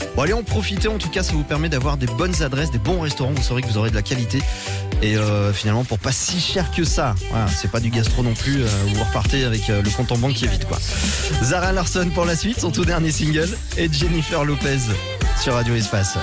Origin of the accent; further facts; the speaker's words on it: Lyon, Auvergne-Rhône-Alpes, France; chez nous, à Lyon